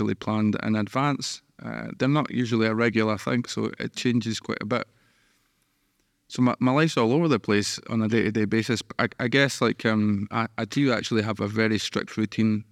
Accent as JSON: {"language": "English", "town": "Musselburgh", "region": "Scotland", "country": "United Kingdom", "tie": "born or raised there", "said": "I grew up in Musselburgh, which is just a kick of the ball away from Edinburgh"}